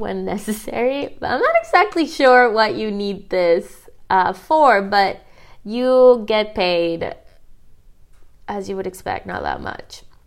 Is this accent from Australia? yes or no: no; Canada